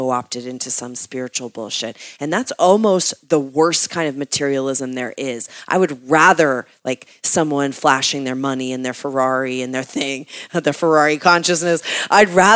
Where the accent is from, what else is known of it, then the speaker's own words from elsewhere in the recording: East Coast, United States; now in Los Angeles, United States; I come from the East Coast where people actually dress up